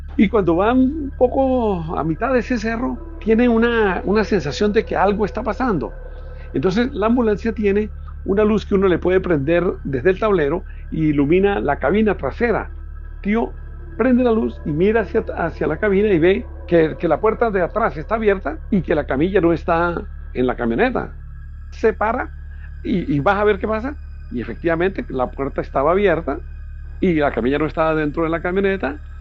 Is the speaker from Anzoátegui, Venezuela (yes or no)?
no; Pregonero, Táchira, Venezuela; Nací en Pregonero, un pueblito enclavado allá en las montañas de los Andes venezolanos